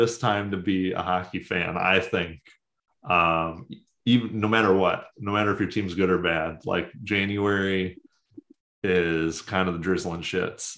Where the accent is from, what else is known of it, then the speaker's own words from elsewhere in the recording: St. Louis, Missouri, United States; I was from St. Louis